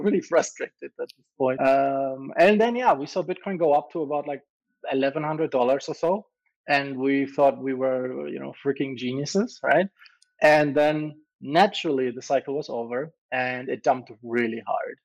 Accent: Germany; moved away; also born or lived in Malta; I'm from Europe, right? I'm originally German, and say originally I'm still German, but I, have left Germany a long time ago

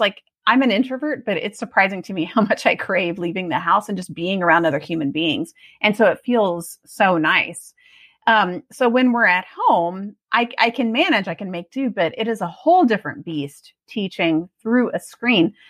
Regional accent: Austin, Texas, United States; also born or lived in Oregon; now in Georgetown, United States; I grew up in Austin

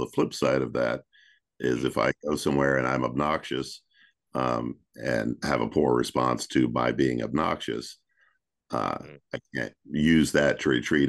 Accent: the South, United States; Growing up in the South

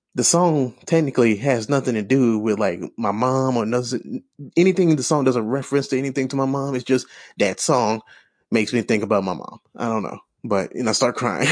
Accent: St. Louis, Missouri, United States; I grew up in Saint Louis

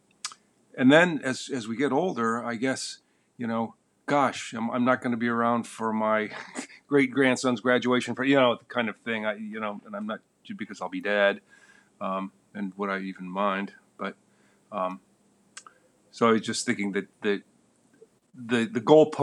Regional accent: the Midwest, a little town in the middle of Michigan, United States; I grew up in the Midwest, which is known as the great American place to escape from

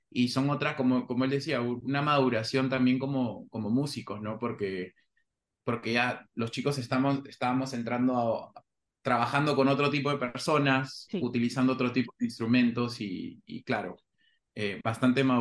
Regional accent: Nashville, Tennessee, United States; nosotros ya nos criamos en Nashville

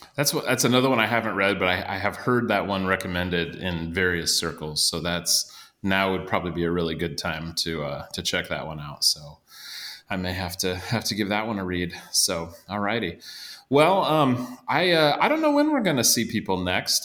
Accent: Iowa, United States; I grew up in Iowa, but my extended family is all kind of from the St. Louis area

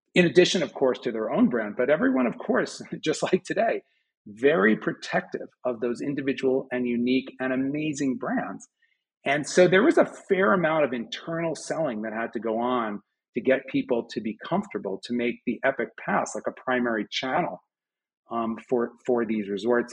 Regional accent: Westchester, just outside New York City, United States; moved away as an adult; now in Boulder, United States; I grew up just outside of New York City in Westchester

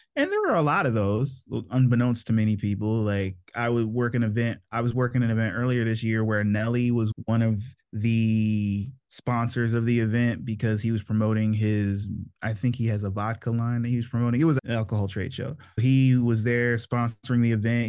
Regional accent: Maryland, United States; also born or lived in North Carolina; I grew up in Maryland mostly. My parents were in the Army when I was born, so I was actually born in North Carolina, but the majority of my memories were made in Maryland

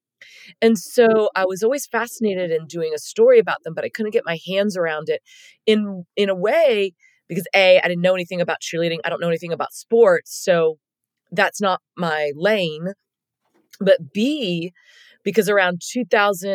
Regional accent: Dallas, Texas, United States; I grew up in Dallas

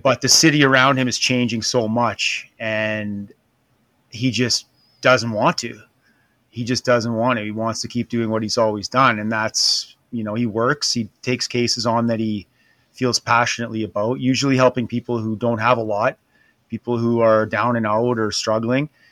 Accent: Canada; being Canadian

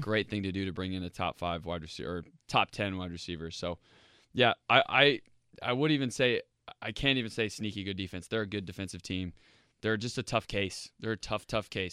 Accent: Indianapolis, Indiana, United States; I live, I grew up in Indianapolis

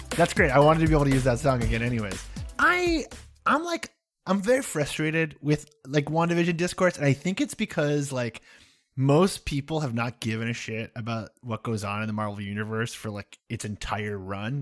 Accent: United States; I'm American

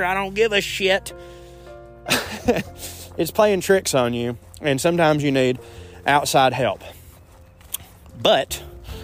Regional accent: the South, United States; I was raised a man in the South

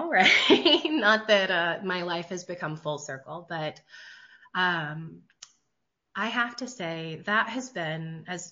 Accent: West Virginia, United States; I'm from Appalachia, so I'm from West Virginia.

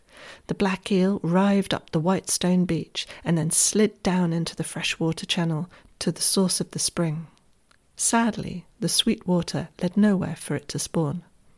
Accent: Bournemouth, South West England, United Kingdom; my hometown of Bournemouth, literally where the stream meets the sea.

